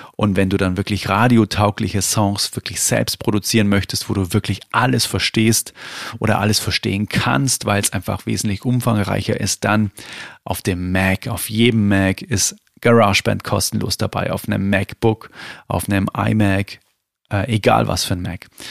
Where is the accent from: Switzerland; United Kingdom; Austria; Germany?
Germany; Bavaria; bei uns in Bayern